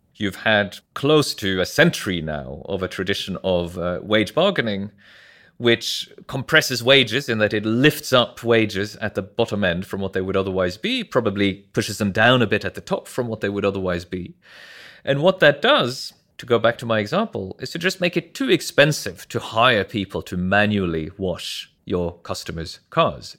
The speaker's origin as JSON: {"language": "English", "country": "Norway", "tie": "born or raised there", "also_born_or_lived": "New York", "moved": "as an adult", "said": "I'm from Norway originally. I grew up there"}